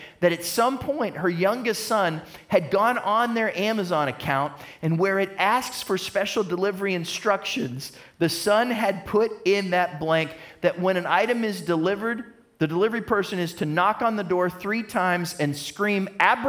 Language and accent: English; United States; I'm an American